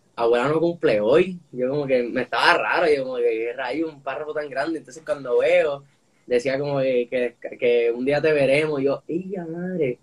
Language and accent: Spanish; Puerto Rico; soy boricua, nací aquí